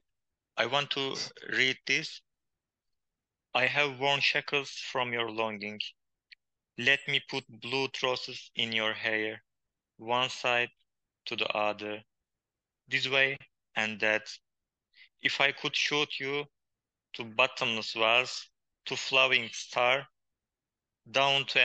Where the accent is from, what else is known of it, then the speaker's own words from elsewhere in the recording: Hakkari, Hakkari Province, Turkey; first language Kurdish; English is a second language; moved away as an adult; also born or lived in Istanbul; My hometown, named Hakkari, is on the border